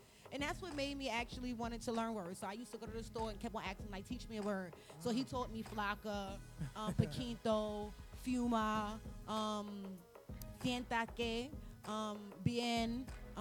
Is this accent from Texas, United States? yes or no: no; New York City, New York, United States; I'm from the Bronx.